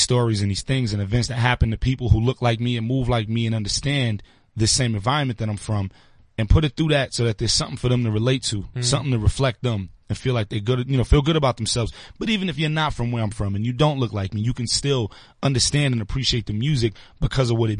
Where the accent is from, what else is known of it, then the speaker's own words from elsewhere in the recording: New York City, New York, United States; I'm from Brooklyn, so I'm from the home of getting to it as quick as possible